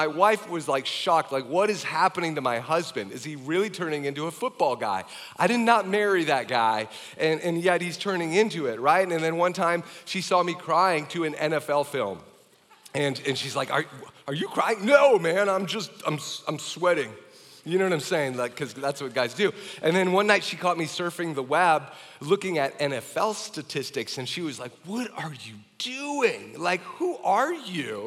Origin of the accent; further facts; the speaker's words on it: Wisconsin, United States; moved away as an adult; also born or lived in Minnesota; I moved back to Wisconsin. I came from Wisconsin, went to the U of M